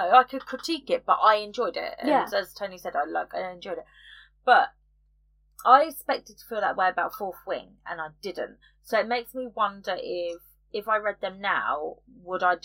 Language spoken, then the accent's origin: English; United Kingdom; we're British